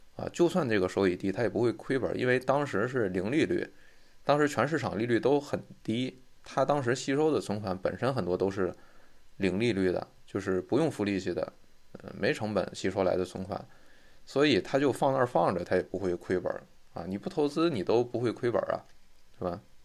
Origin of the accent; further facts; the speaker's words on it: China; 在我们中国人基本上你听都没听说过这家银行